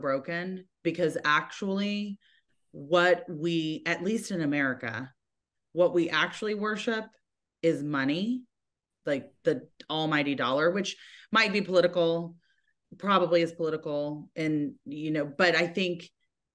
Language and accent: English; United States; I'm an American